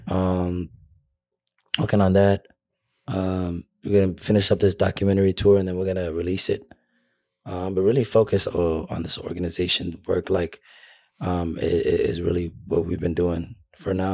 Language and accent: English; Minnesota, United States; I'm from Minnesota